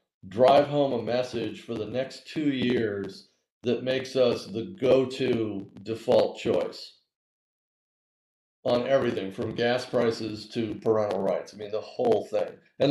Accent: California, United States; the Golden State, my home state

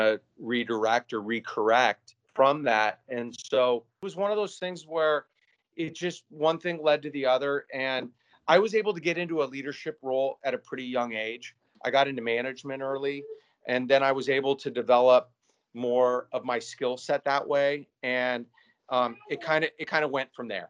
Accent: Spokane, Washington, United States; also born or lived in Seattle / San Diego; now in Gig Harbor, United States; I grew up in Spokane, other side of the state

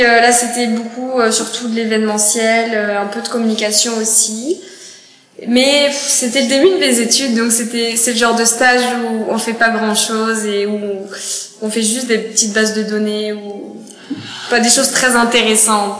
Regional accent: Cognac, Nouvelle-Aquitaine, France; moved away as an adult; now in Montreal, Canada; moi, je suis née euh, dans la ville de Cognac

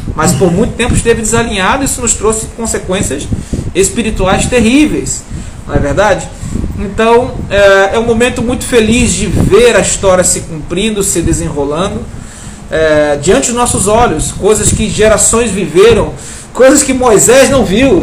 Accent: Araruama, Rio de Janeiro, Brazil; moved away as an adult; also born or lived in Manaus; eu sou carioca da, da Gema, mas é, vivi em Araruama dos meus 9 aos meus 21 anos de idade.

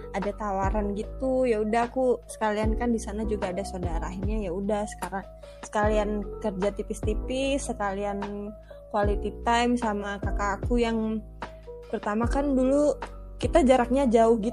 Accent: Java, Indonesia; born there; Kan sebenarnya kan aku aslinya kan lahirnya di Jawa

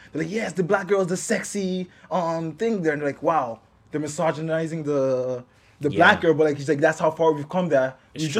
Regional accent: Toronto, Ontario, Canada; we're from Toronto

